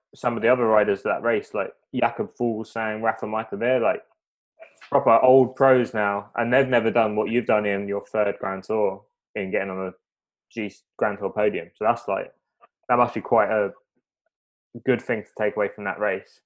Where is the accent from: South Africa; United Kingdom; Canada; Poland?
United Kingdom; being British